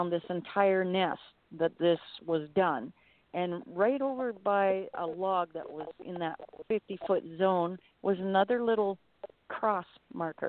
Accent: Medicine Hat, Alberta, Canada; I remember when I was in school, them finding footprints, and I come from Medicine Hat, Alberta

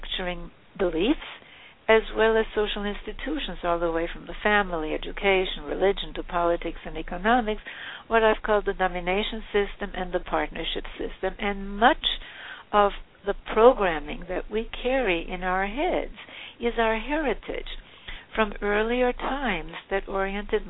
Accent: Havana, Cuba; moved away; also born or lived in Vienna, Austria; I grew up in the industrial slums of Havana

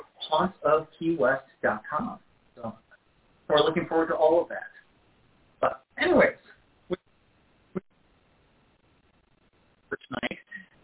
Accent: Rochester, New York, United States; my hometown, Rochester, New York

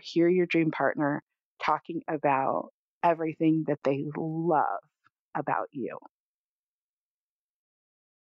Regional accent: California, United States; I grew up in California

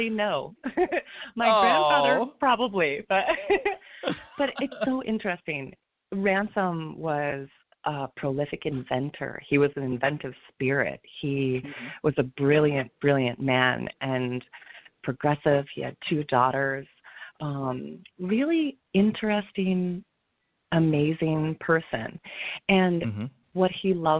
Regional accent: East Lansing, Michigan, United States; now in New York, United States; I was born and raised in East Lansing, Michigan.

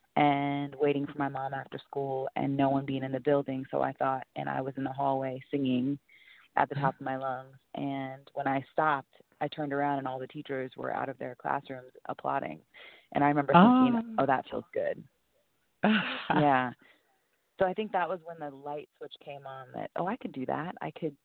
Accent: Portland, United States; Portland, where I'm from.

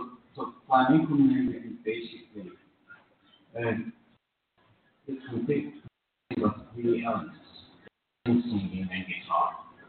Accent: Iran; I'm from Iran.

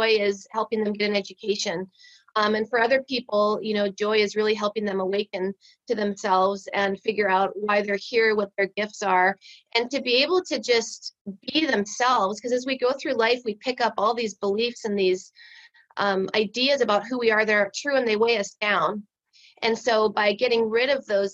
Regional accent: Midwest, United States; I was raised in the Midwest

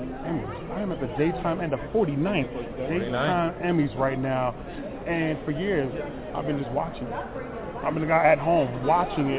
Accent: Connecticut, United States; I'm from Connecticut

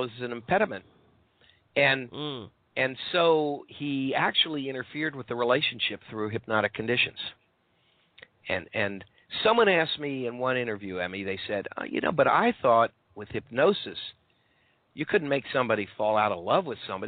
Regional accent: Maryland, United States; moved away as an adult; I was growing up in Maryland.

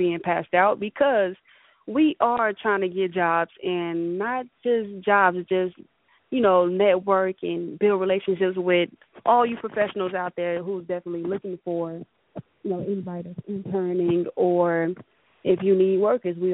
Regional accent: Tennessee, United States; I was raised in Tennessee

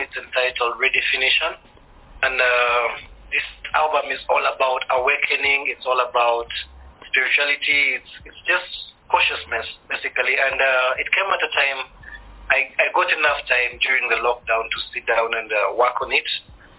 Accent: Uganda; also born or lived in Kenya / Tanzania; now in Rwanda; I was born in Uganda, born a refugee, because I'm Rwandan. I grew up in Uganda and all these other different parts of East Africa, namely Kenya, Tanzania.

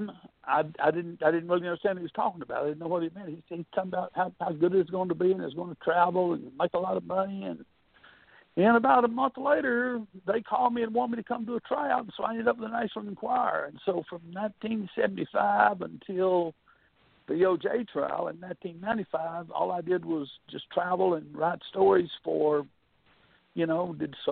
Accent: Gadsden, Alabama, United States; moved away as an adult; also born or lived in Birmingham, Alabama; now in Merritt Island, United States; I went to work for my hometown newspaper in a little town called Gadsden, Alabama

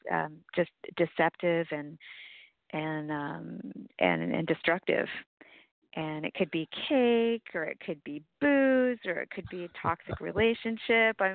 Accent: San Francisco, California, United States; also born or lived in Sierra foothills, California; I was raised in San Francisco, and I've spent most of my life in San Francisco

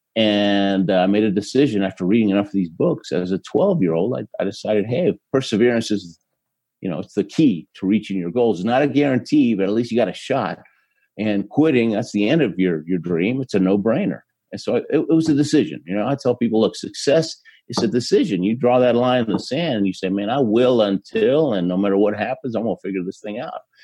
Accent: Houston, Texas, United States; born or raised there; also born or lived in Argentina

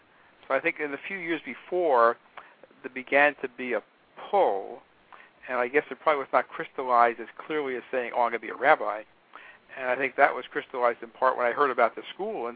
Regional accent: United States; I'm an American.

